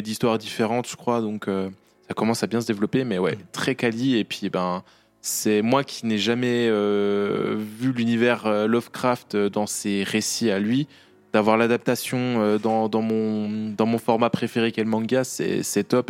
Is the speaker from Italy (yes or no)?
no; Bourgogne-Franche-Comté, France; accent: franc-comtois; mon accent franc-comtois